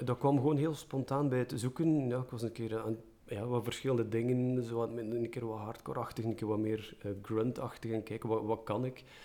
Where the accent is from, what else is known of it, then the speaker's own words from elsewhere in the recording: Merelbeke, Flanders, Belgium; ik ben van Merelbeke, bij het Gentse